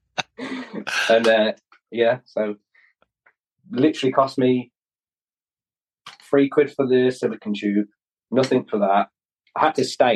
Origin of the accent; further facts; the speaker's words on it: Wolverhampton, West Midlands, United Kingdom; I'm from Wolverhampton, which is near Birmingham